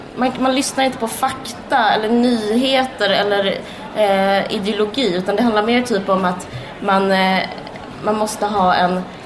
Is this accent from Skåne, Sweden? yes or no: yes; Skåne, Sweden; vi, är födda på, eller vi är uppvuxna på Österlen